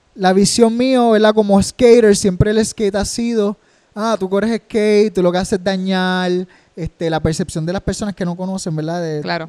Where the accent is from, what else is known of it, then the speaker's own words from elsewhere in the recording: Rincón, Puerto Rico; soy de Rincón, me, crié en el surf y el skate, en un pueblo que es un surf town